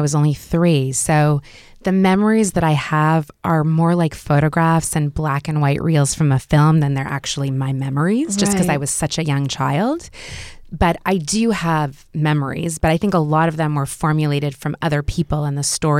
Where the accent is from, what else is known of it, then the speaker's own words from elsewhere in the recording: Montreal, Quebec, Canada; also born or lived in Israel; I was brought up in Montreal, but we started off in a kibbutz in Israel and lived on a kibbutz for 6 months.